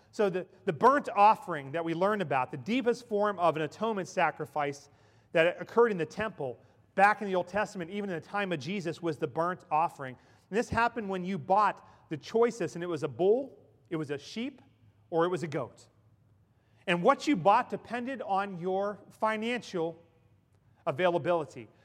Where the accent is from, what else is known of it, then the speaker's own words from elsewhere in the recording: Ellwood City, Pennsylvania, United States; moved away; In my hometown in Elwood City, Pennsylvania